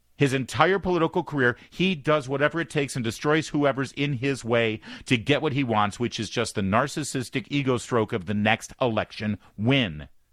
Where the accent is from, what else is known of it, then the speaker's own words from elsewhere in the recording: Newport Beach, California, United States; also born or lived in Detroit, Michigan; now in Washington, D.C., United States; I grew up in Newport